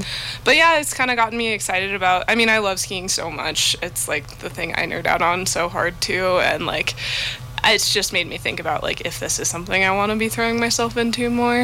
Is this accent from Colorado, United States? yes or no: yes; Evergreen, Colorado, United States; moved away as an adult; now in Seattle, United States; I grew up in Colorado. I grew up just outside of Denver in a town called Evergreen